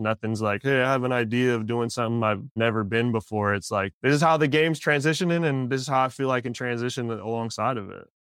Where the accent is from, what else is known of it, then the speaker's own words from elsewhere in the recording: Pacific Northwest, United States; I'm from the Pacific Northwest and coming from the music community up there